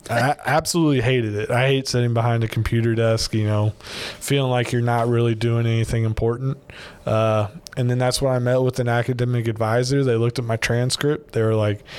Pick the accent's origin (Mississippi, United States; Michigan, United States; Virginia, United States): Virginia, United States; moved away as an adult; now in Baton Rouge, United States; I'm originally from Virginia